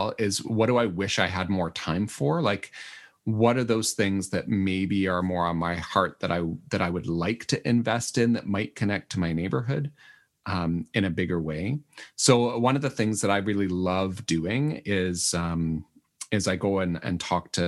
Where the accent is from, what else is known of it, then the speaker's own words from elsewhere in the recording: Manitoba, Canada; I'm from Manitoba